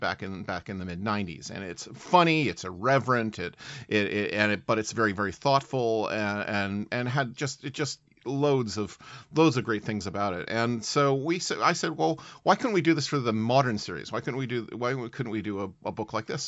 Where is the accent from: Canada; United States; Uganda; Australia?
Canada; also born or lived in United Kingdom; as a Canadian who has lived in Britain